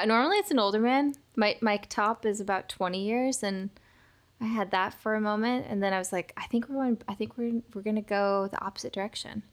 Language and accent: English; Seattle, Washington, United States; moved away as an adult; now in Los Angeles, United States; I've never lived in Turkey. I was raised in Seattle